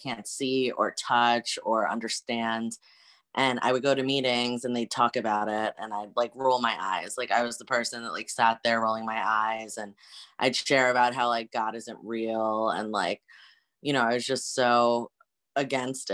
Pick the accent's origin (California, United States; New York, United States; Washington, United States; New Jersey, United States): New Jersey, United States; now in Hartford, United States; I am originally from New Jersey, but right now I am living in Hartford, Connecticut